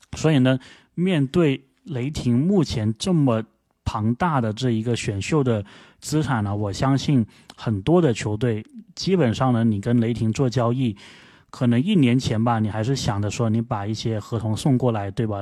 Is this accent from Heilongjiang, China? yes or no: no; Guangdong, China; accent: Guangdong accent; 我这广东口音